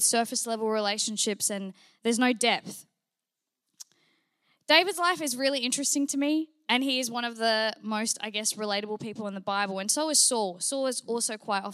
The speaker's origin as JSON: {"language": "English", "country": "New Zealand", "tie": "born or raised there", "said": "I grew up in New Zealand. Yes, New Zealand"}